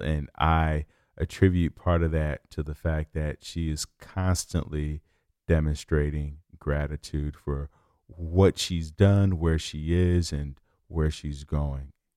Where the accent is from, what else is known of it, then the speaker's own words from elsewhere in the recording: Chicago, Illinois, United States; moved away; I'm from Chicago